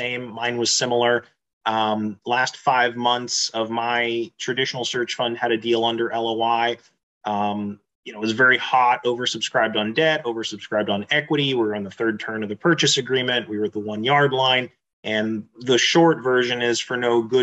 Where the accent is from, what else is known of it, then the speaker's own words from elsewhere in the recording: Tampa, Florida, United States; moved away as an adult; also born or lived in Pittsburgh, Pennsylvania / Japan / Pensacola, Florida / Houston, Texas; now in Texas, United States; raised in Florida near Tampa.